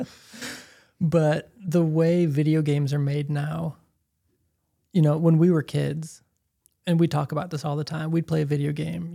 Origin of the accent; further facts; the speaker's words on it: Chicago, Illinois, United States; I'm from Chicago